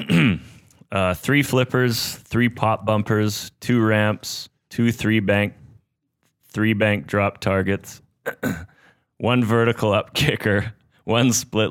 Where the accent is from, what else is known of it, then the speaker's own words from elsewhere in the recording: Terrace, British Columbia, Canada; where I grew up in Terrace, BC